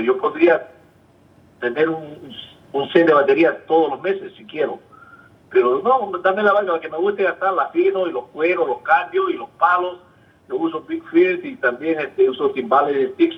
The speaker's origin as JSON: {"language": "Spanish", "country": "Peru", "also_born_or_lived": "Puerto Rico / Los Angeles", "moved": "as an adult", "lives_now": "United States", "said": "salí de Perú, mis padres firmaron todos los papeles, me sacaron eh, pasaporte y todo, yo tenía 18 años."}